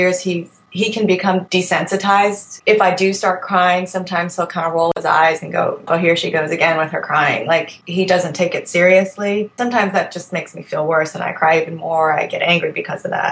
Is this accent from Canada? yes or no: no; Virginia, United States; I'm 31 years old. I'm from Virginia